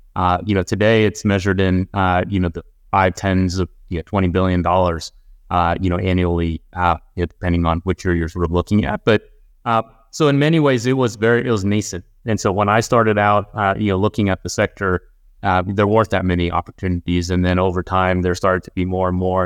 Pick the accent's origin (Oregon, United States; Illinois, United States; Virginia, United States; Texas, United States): Texas, United States; Houston; we were a pretty, uh, I would say, middle-class family growing up in Houston